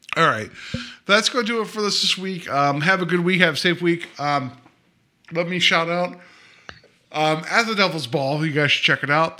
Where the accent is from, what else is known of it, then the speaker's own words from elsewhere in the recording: West Virginia, United States; moved away; I was born and raised in West Virginia